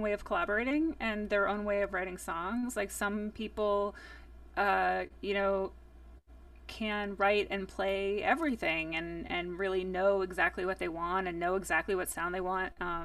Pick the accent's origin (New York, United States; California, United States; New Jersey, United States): New Jersey, United States; growing up in New Jersey